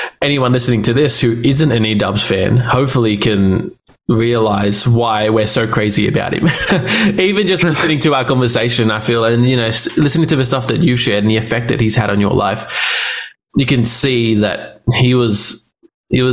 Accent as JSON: {"language": "English", "country": "Australia", "said": "I'm Australian."}